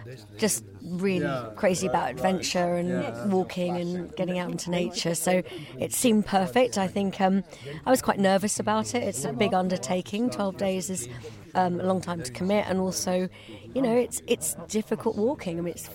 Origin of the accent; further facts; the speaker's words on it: Chiswick, London, United Kingdom; I'm from originally Scottish, actually, but I'm from Chiswick.